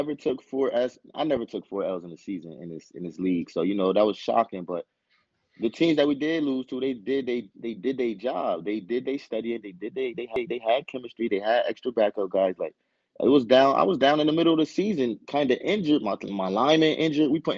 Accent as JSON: {"language": "English", "town": "Paterson", "region": "New Jersey", "country": "United States", "said": "I'm from Patterson. I never left home."}